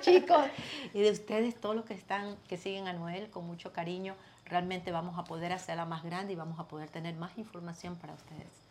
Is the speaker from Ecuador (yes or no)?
yes; Ecuador; now in United States; Yo soy ecuatoriana